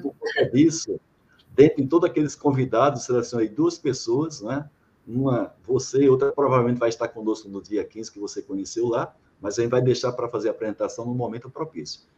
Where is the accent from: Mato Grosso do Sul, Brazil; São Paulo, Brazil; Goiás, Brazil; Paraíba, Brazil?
Paraíba, Brazil; interior of; moved away as an adult; also born or lived in Salvador, Bahia; Eu sou de, da Paraíba, né, do interior da Paraíba. E cheguei aqui em 87 para trabalhar aqui no Polo Petroquímico